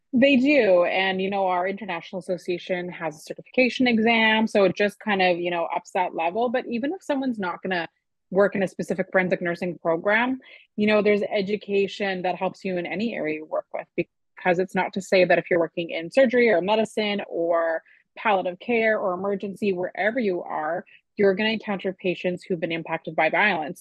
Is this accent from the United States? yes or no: no; Canada